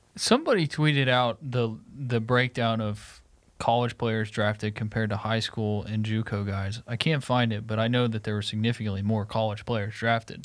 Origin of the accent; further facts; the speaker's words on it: Conway, Arkansas, United States; Conway, Arkansas